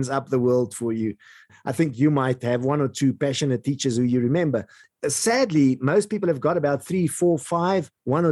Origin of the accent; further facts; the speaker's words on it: Eastern Free State, South Africa; where I grew up in the Eastern Free State part of South Africa